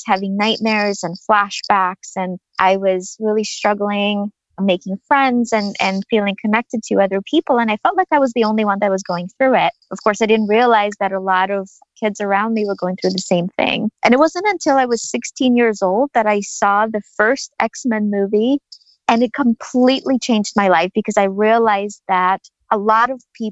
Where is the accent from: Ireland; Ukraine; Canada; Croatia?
Ukraine; I was born and raised in Ukraine of the former Soviet Union